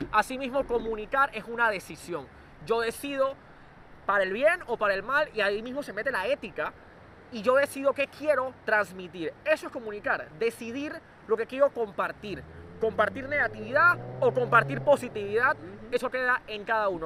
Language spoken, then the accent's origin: Spanish; Panama; el joven que soy panameño normal y corriente